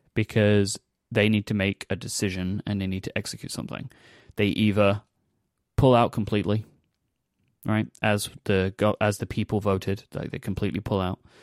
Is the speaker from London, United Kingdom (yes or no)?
yes; London, United Kingdom; my hometown